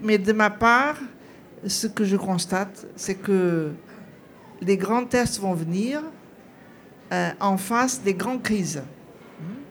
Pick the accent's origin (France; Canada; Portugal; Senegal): Portugal; je suis portugaise